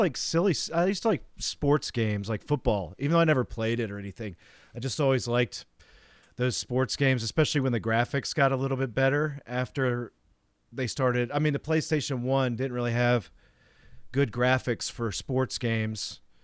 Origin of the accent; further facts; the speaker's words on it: Tennessee, United States; See, that's like, so where I grew up in outside of Nashville, Tennessee, is where like all the people that ran that company were from.